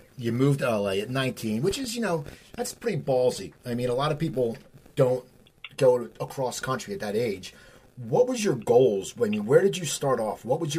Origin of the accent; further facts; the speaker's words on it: Cherry Hill, New Jersey, United States; I live outside Philadelphia. I grew up in Cherry Hill. I live back in the area now.